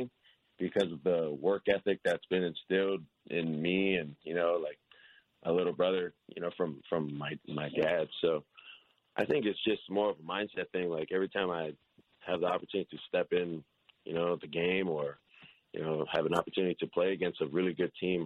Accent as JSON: {"language": "English", "region": "Hawaii", "country": "United States", "said": "I'm from Hawaii"}